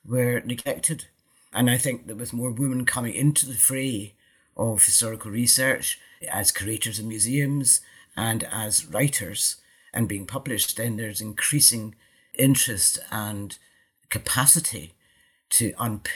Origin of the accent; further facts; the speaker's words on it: Scotland, United Kingdom; being Scottish, the Mary Queen of Scots was a figure in my life from my childhood